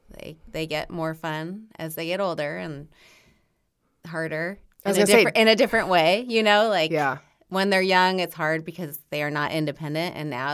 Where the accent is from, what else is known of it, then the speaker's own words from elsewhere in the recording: Bloomington, Indiana, United States; I am from Bloomington.